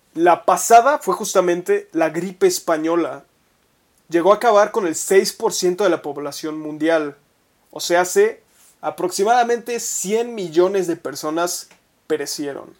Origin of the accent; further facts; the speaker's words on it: Mexico; como mexicanos